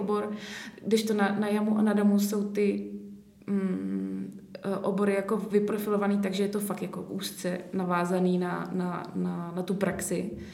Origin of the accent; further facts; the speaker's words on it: České Budějovice, South Bohemian Region, Czechia; pocházím z Českých Budějovic